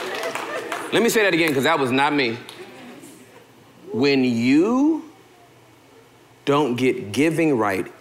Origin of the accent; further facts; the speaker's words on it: Southern California, United States; moved away; I'm from Southern California, born and raised